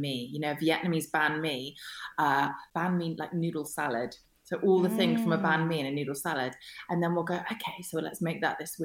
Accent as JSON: {"language": "English", "town": "Kingston upon Thames", "region": "London", "country": "United Kingdom", "tie": "born or raised there", "also_born_or_lived": "Germany", "said": "the one that I grew up in Kingston, is by Richmond Park"}